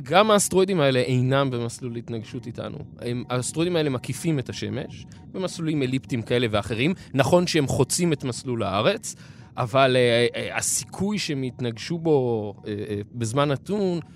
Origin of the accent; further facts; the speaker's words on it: Israel; אצלנו בישראל